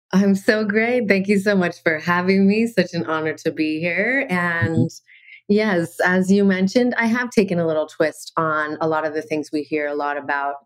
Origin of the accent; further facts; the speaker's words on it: Canada; now in Maui, United States; I'm originally from Canada and okay. I live in Maui now